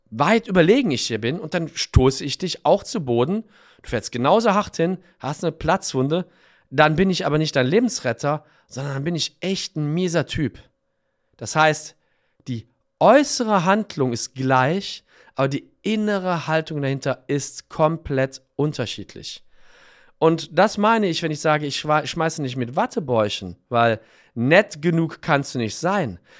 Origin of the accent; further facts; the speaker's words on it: Cologne, North Rhine-Westphalia, Germany; born there; ich bin in Köln geboren und habe da studiert und auch lange Zeit gearbeitet.